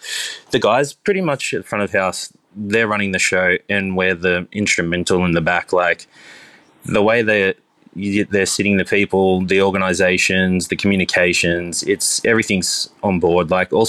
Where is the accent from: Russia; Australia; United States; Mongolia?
Australia; Cronulla, New South Wales; So I grew up in Cronulla, the Sutherland Shire.